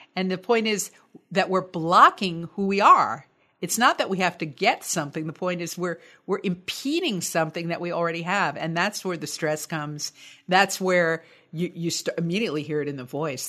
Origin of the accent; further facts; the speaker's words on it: United States; I'm American, U S A American